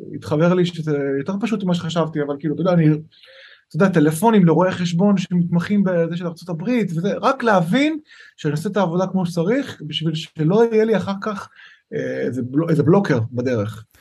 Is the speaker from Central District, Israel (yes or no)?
yes; Lod, Central District, Israel; also born or lived in Shapira, Tel Aviv; now in Jaffa, Israel; אני במקור מלוד